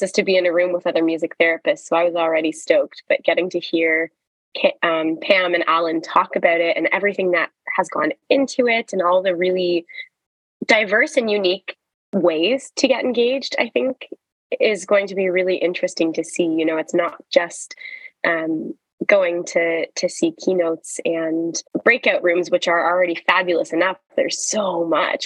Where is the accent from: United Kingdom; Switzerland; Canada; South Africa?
Canada; in Canada, which feels especially special as a Canadian